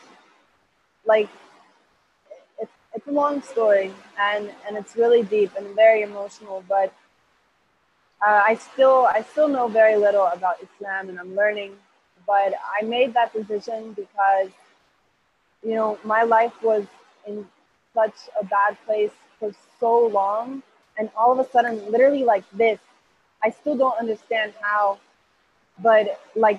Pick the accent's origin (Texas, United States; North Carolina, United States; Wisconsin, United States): North Carolina, United States; Hillsborough; English is a second language; now in Costa Rica; I'm from Costa Rica. I'm currently living in Costa Rica